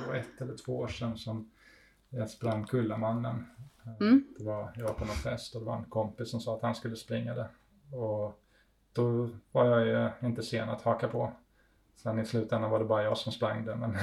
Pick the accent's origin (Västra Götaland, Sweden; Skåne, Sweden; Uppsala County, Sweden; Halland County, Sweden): Skåne, Sweden; Ängelholm; moved away as an adult; now in Italy; vi flyttade hit när jag var tre år gammal och så är jag. Jag är uppvuxen här helt enkelt. Men bor inte här.